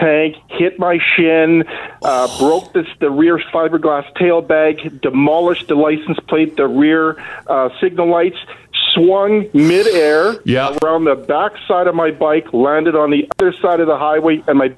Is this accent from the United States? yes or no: no; Winnipeg, Manitoba, Canada; I'm from Winnipeg